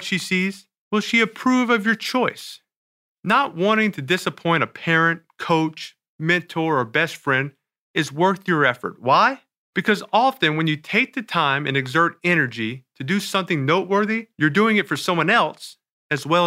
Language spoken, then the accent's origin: English; New Orleans, Louisiana, United States; In New Orleans, my hometown